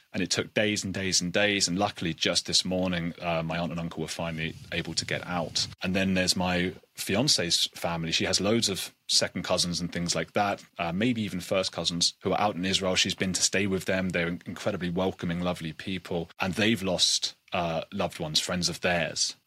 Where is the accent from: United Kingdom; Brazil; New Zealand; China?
United Kingdom; being British